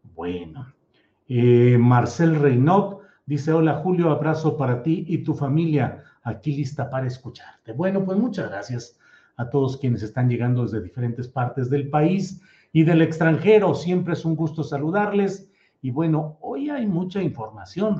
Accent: Torreón, Coahuila, Mexico; Torreón, Coahuila, mi ciudad natal, donde yo de chavito a veces por ahí me asomaba

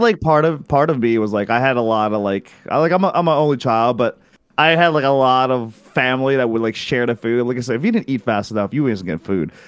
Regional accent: Philippines; I grew up in the Philippines

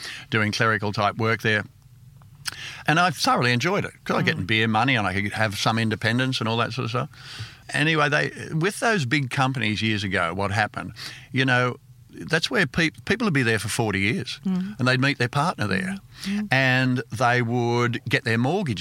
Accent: Sydney, New South Wales, Australia; also born or lived in England; I grew up in Panania. I lived there till I was 25.

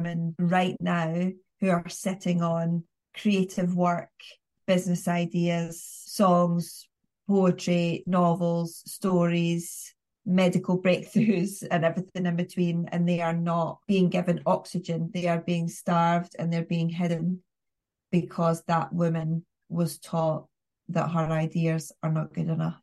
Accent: the north of England, United Kingdom; accent: northern; you and I both have regional accents, northern accents

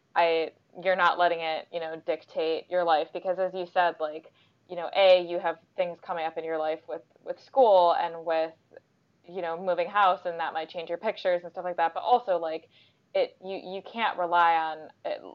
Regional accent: United States; now in London, United Kingdom; I'm obviously American

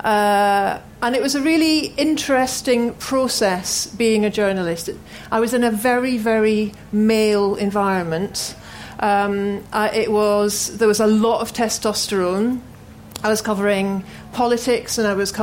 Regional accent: Glasgow, Scotland, United Kingdom; I grew up in Glasgow in the 70s

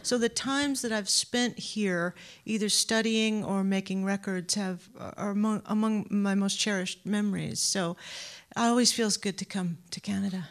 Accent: Anaheim, California, United States; now in Boston, United States; Southern California, Anaheim, California

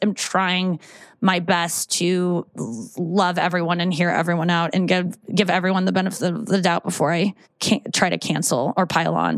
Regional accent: St. Louis, Missouri, United States; I grew up in St. Louis.

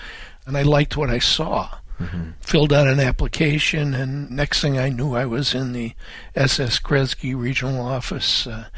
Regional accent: Adrian, Michigan, United States; Grew up in Adrian, Michigan. Born in Marfa, Texas. And then after World War II, we moved to Adrian, Michigan.

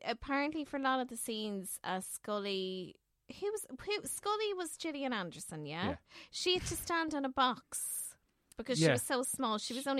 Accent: Leixlip, County Kildare, Ireland; I'm from Leixlip, really. It's a mishmash between Leixlip and Dingle and everything in between.

